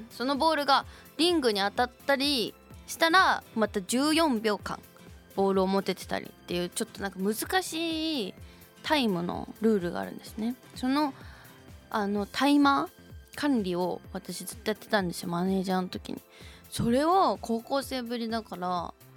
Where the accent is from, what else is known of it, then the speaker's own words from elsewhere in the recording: Shizuoka, Japan; moved away; 私の故郷静岡の高校